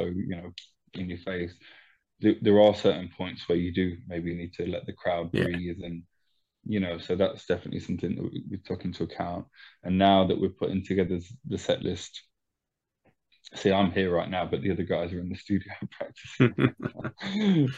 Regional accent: Leicester, East Midlands, United Kingdom; moved away as an adult; now in France; I'm from Leicester myself, it's a place where I played my very first show ever

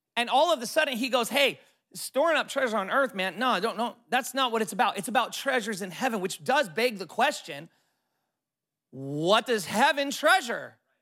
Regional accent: California, United States; I'm from California, total city boy

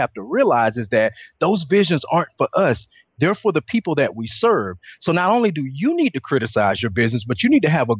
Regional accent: Atlanta, Georgia, United States; I'm originally from Atlanta, Georgia

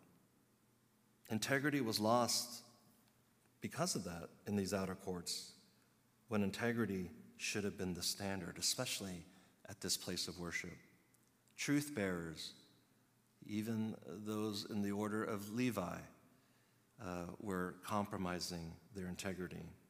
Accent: Chicago, Illinois, United States; I was born in Chicago, but my heritage ethnicity is Korean

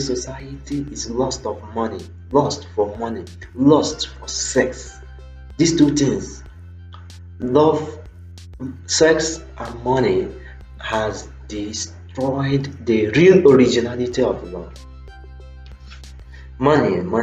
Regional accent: Nigeria; as an African man, as a Nigerian

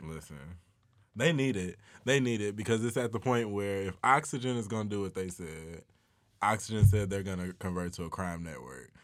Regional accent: Chicago, Illinois, United States; now in Atlanta, United States; I'm from Chicago

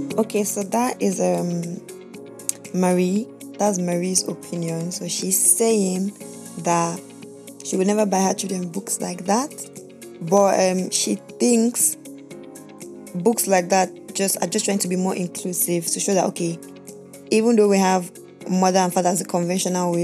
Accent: Nigeria; I'm a Nigerian, born and bred in Nigeria

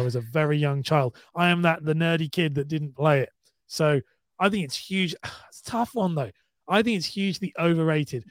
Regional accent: United Kingdom; I'm from the U K

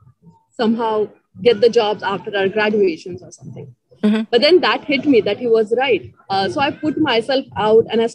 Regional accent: Ahmednagar, Maharashtra, India; also born or lived in Pune; I'm from Ahmednagar, which is like 3 hours away from Pune. So I've studied till 10th. I was in Marathi medium schools.

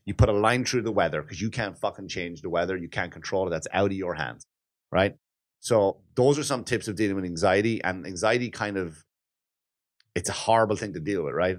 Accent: Wexford, Leinster, Ireland; moved away; in Wexford, my hometown

